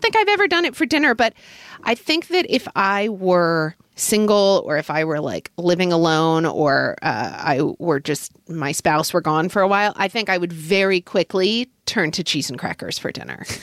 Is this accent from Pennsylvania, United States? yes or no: no; Oklahoma City, Oklahoma, United States; growing up in Oklahoma